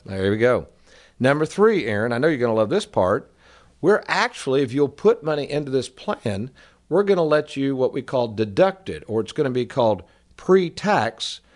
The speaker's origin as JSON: {"language": "English", "town": "Lexington", "country": "United States", "tie": "born or raised there", "said": "growing up in Lexington, folks, I was raised by an entertaining family"}